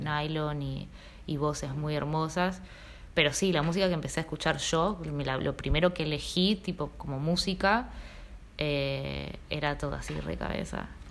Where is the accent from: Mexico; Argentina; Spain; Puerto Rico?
Argentina; Río Grande, Tierra del Fuego; also born or lived in Uspallata, Mendoza; now in Buenos Aires, Argentina; Yo viví en Río Grande, crecí ahí